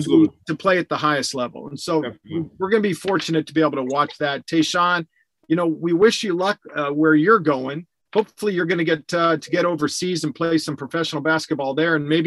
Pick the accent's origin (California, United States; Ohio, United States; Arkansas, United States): California, United States; Southern; I'm born and raised in Southern California.